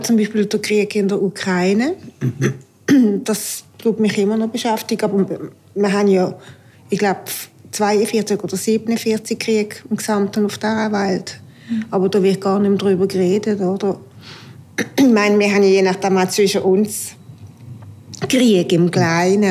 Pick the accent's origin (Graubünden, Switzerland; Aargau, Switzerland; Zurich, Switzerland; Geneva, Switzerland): Aargau, Switzerland; now in Basel, Switzerland; bin Aargauerin, lebe in Basel und bin Hausfrau